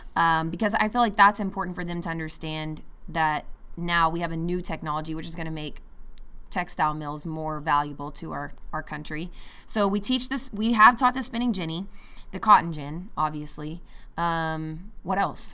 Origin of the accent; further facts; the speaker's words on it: United States; as an American